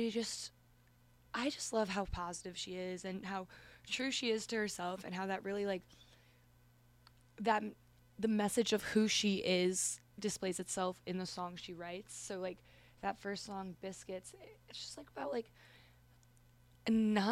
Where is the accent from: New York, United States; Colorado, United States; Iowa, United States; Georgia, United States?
New York, United States; Westchester; I hail from Westchester, New York